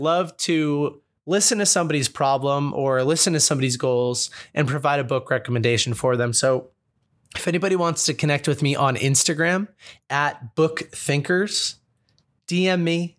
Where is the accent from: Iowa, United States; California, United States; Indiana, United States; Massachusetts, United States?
Massachusetts, United States; Boston; Growing up in Boston